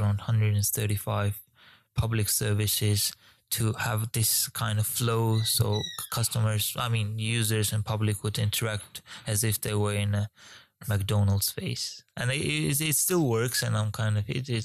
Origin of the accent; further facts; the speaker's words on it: Georgia; moved away; also born or lived in Ukraine; I'm originally from Georgia.